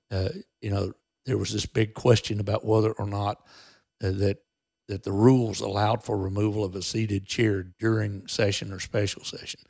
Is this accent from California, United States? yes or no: no; Texas, United States; we as American citizens and as Texans